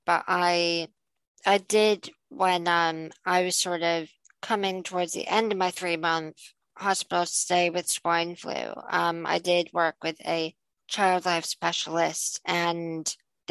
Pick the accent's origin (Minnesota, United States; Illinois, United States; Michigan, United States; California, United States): Illinois, United States; now in United Kingdom; you and I grew up in Illinois